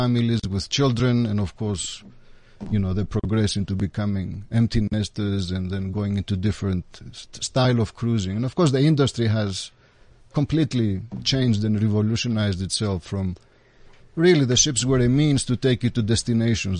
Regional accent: Athens, Attica, Greece; I was born and raised in Athens, in Greece

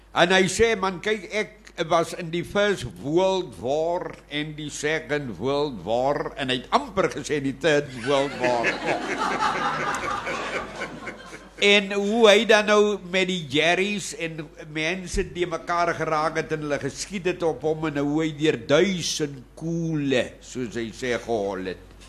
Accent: Witte Kleibos, Eastern Cape, South Africa; plek se naam is eintlik Witte Kleibos in die Tsitsikamma. Daar is my geboorteplek. Daar is ek geformeer en gevorm

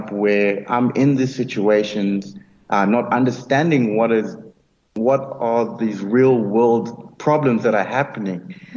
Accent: Nelspruit, Mpumalanga, South Africa; also born or lived in Free State; I was born in the Free State, and grew up in Nelspruit, in the late 80s

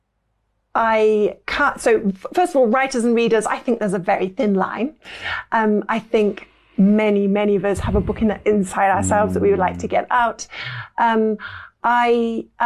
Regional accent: Lincolnshire, East Midlands, United Kingdom; moved away as an adult; also born or lived in Derby / Cambridge / Paris; I spent a lot of my childhood in Lincolnshire.

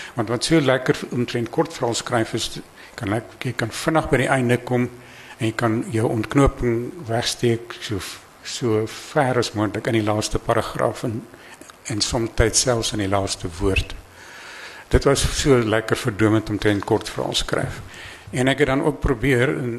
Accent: Eastern Transvaal Highveld, Mpumalanga, South Africa; daar waar ek vandaan kom, Oos-Transvaal se hoofveld

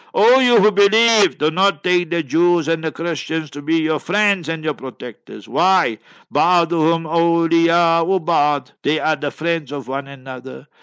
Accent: Heidelberg, Gauteng, South Africa; I was born in Heidelberg, Heidelberg, and in Transvaal, Old Transvaal, and New Gauteng

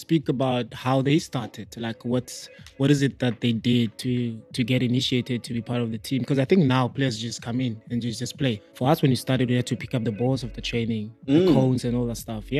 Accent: Soweto, Gauteng, South Africa; also born or lived in Polokwane; I'm from Soweto

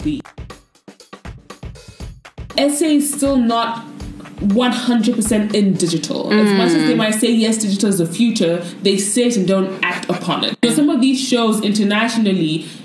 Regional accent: Nigeria; now in South Africa; I'm Nigerian in South Africa

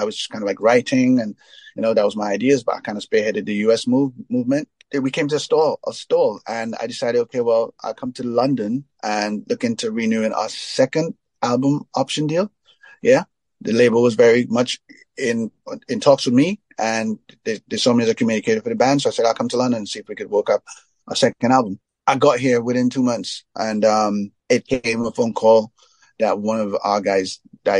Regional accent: Trinidad & Tobago; I come from Trinidad.

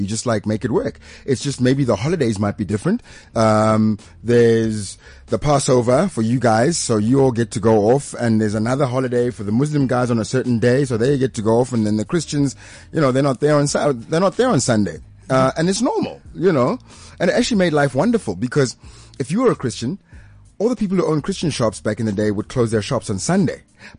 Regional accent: Pretoria, Gauteng, South Africa; I grew up in Pretoria the time, like in the 80s

